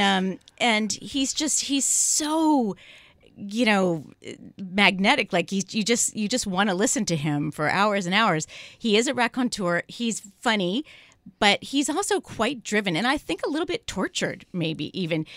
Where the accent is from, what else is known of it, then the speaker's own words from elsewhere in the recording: San Francisco, California, United States; I'm from San Francisco